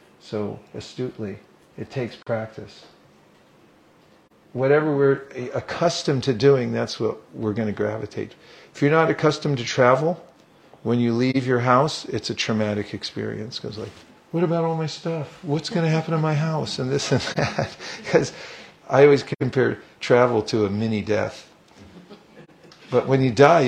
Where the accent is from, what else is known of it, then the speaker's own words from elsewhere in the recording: California, United States; When I was young, I grew up in California.